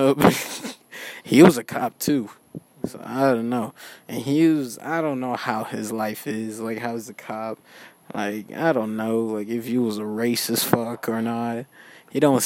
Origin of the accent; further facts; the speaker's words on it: Houston, Texas, United States; I'm from Sharpstown